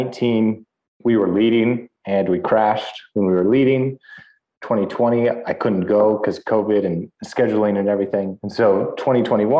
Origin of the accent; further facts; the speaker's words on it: Northern California, United States; also born or lived in Europe; growing up in California, fairly close to Mexico